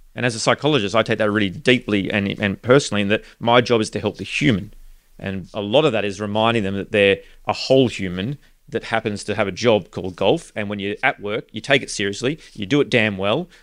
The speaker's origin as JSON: {"language": "English", "country": "Australia", "tie": "born or raised there", "said": "growing up in Australia"}